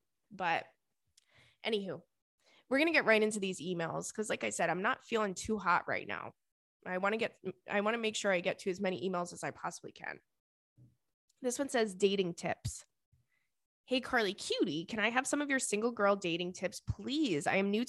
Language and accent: English; Las Vegas, Nevada, United States; I've been single all my life, literally. I'm born and raised in Las Vegas, besides the years that I left for college